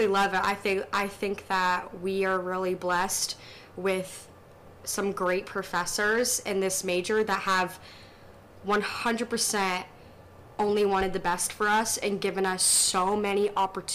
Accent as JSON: {"language": "English", "town": "Fishers", "region": "Indiana", "country": "United States", "tie": "born or raised there", "said": "opening a breakfast cafe in Fishers, Indiana, where I grew up."}